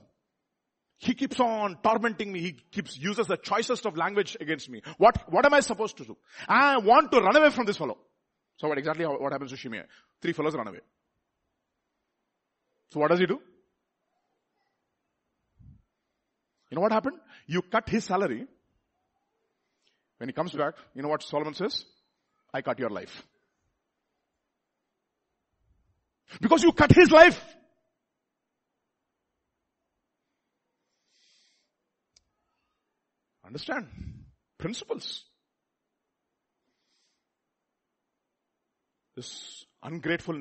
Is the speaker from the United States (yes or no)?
no; India; we are all Indian